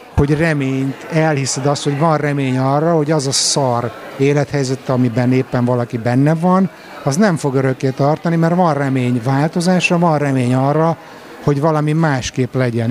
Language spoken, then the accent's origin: Hungarian; Budapest, Hungary; first language Hungarian; moved away